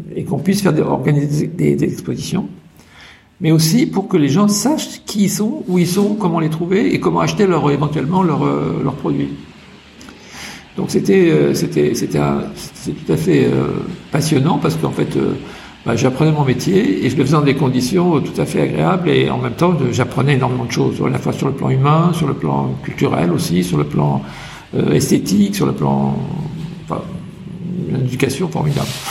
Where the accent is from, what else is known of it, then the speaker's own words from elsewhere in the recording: Paris, Île-de-France, France; moved away; also born or lived in United States; à Paris, j'étais quand même dans une famille assez aisée, euh, dans un cocon